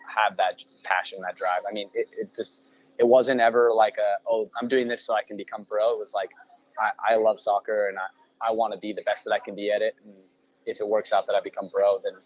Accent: Sacramento, California, United States; also born or lived in Elk Grove; growing up in Sacramento

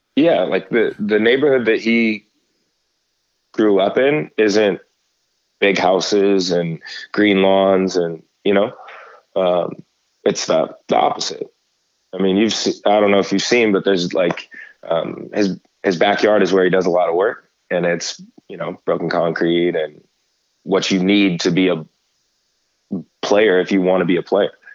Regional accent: Stockton, California, United States; I grew up here in the Central Valley in in Stockton

